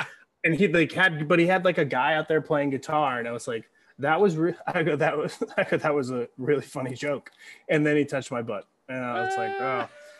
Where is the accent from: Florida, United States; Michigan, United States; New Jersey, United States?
Florida, United States; As a kid growing up in Florida, being in Florida as a like born and raised, you get Ernest Hemingway shoved down your throat.